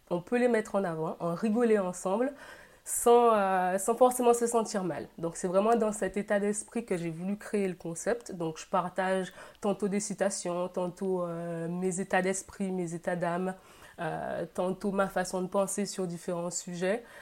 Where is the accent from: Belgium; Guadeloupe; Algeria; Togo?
Guadeloupe; now in Carcassonne, France; j'ai 29 ans, je suis originaire de la Guadeloupe. Je vis actuellement dans le sud de la France, à Carcassonne.